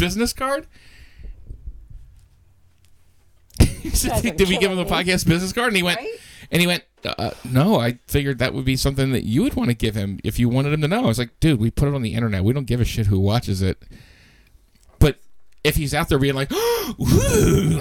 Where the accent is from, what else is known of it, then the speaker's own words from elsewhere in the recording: Quarryville, Pennsylvania, United States; my hometown in Quarryville